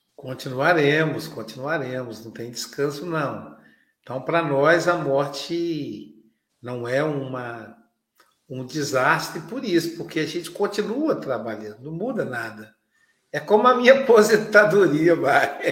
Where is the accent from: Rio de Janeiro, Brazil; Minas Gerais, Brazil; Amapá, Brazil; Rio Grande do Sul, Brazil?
Minas Gerais, Brazil; Muriaé; moved away; a minha terra natal, para Muriaé, Minas Gerais